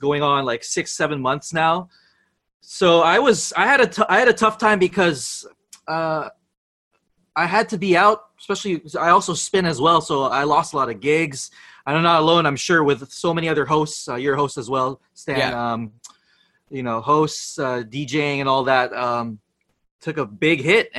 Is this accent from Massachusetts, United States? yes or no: no; Santa Clarita, California, United States; moved away as an adult; now in Philippines; I grew up in the States, in Los Angeles, in this little cookie cutter suburb town called Santa Clarita